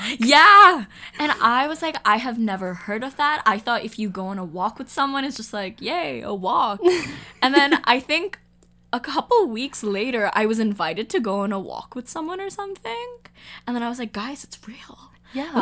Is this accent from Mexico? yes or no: no; Hong Kong; moved away; I'm from Hong Kong.